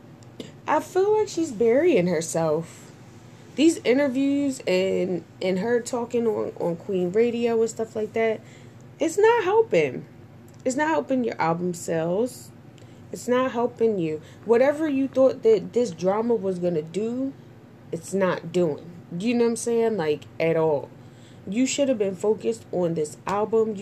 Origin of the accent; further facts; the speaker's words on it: Trinidad & Tobago; I'm Trinidadian